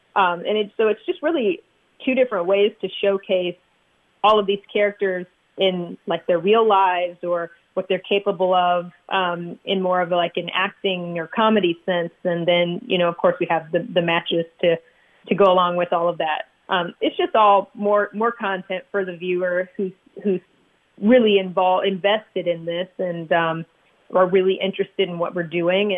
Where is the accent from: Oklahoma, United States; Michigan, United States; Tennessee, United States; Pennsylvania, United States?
Michigan, United States; moved away as an adult; also born or lived in Miami; I grew up in Michigan